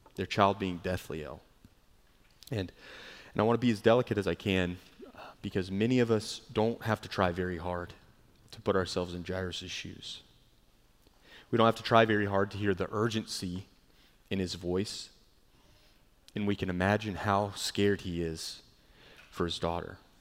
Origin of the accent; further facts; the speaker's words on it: Charleston, South Carolina, United States; moved away; growing up in Charleston